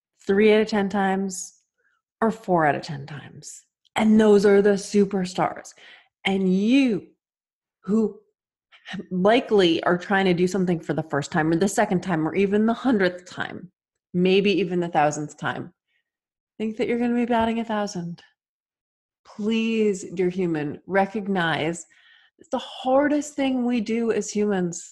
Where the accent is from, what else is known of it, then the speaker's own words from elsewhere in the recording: Massachusetts, United States; I was born and raised in Massachusetts